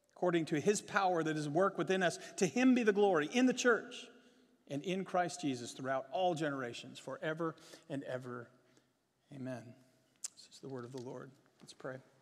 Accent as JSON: {"language": "English", "region": "Virginia", "country": "United States", "tie": "born or raised there", "moved": "yes", "lives_now": "Texas, United States", "said": "I grew up in Virginia."}